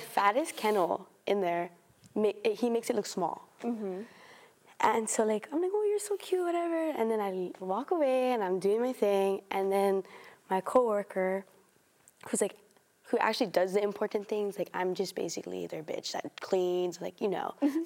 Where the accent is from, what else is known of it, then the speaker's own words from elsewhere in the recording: Oahu, Hawaii, United States; moved away as an adult; now in Oregon, United States; I'm a third year, and I'm from Oahu.